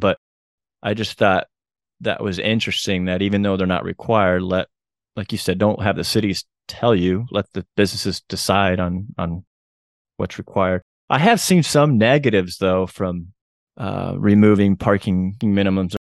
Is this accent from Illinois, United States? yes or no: no; Chattanooga, Tennessee, United States; just happens to be my hometown